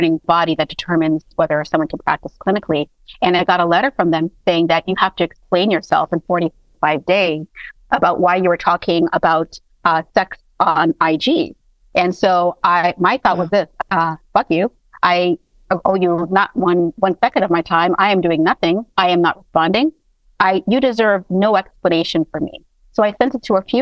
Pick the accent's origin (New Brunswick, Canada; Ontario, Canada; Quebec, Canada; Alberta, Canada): Ontario, Canada; Toronto; now in United States; I was raised in Toronto, and then I moved to the United States.